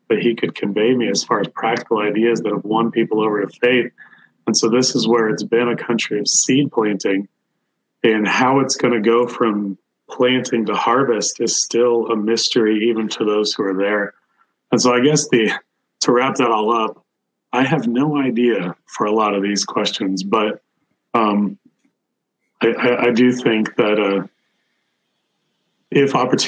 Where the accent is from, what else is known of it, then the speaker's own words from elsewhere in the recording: United States; as an American